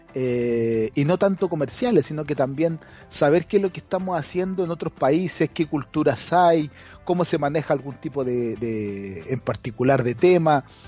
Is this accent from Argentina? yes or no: no; Chile; moved away; Desde Chile también hay mucha gente que nos sigue desde, desde mi país de origen